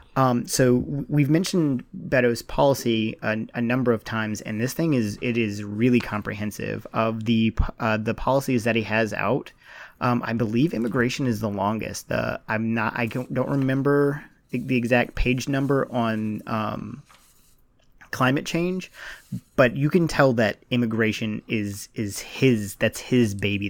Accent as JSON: {"language": "English", "region": "Virginia", "country": "United States", "said": "I'm from Virginia."}